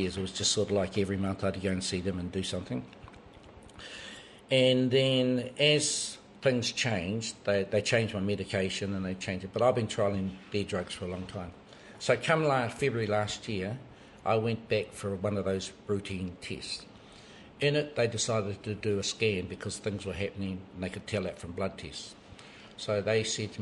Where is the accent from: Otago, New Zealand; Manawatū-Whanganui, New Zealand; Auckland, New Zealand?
Manawatū-Whanganui, New Zealand; Waitotara Valley; moved away; My marae is Takirau Marae in Waitotara Valley. And I was brought up there